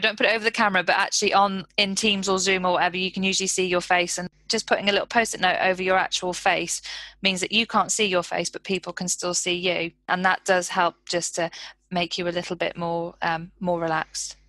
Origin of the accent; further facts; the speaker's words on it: United Kingdom; we're so British